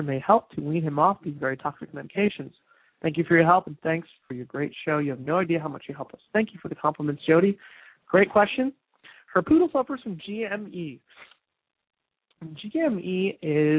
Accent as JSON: {"language": "English", "region": "New Jersey", "country": "United States", "said": "I'm from New Jersey"}